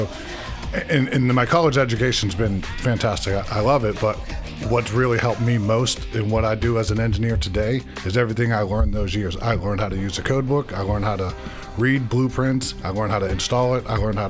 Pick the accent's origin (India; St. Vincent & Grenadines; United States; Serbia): United States; Massachusetts; moved away; I'm from Massachusetts